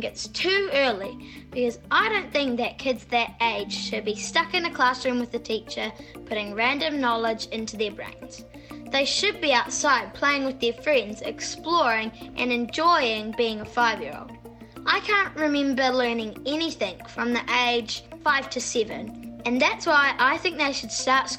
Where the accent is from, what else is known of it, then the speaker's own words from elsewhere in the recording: Whangamata, Waikato, New Zealand; I'm from Whangmata in New Zealand and I'm 11 years old.